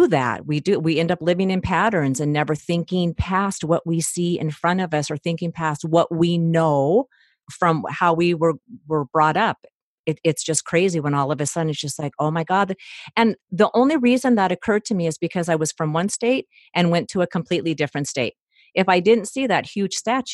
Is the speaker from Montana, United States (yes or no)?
yes; Montana, United States; I grew up in Montana.